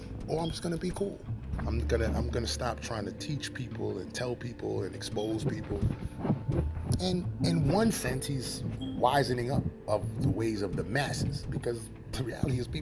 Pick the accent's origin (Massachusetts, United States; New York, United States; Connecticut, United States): New York, United States; New York City; also born or lived in California; I'm from Harlem. I'm still here in Harlem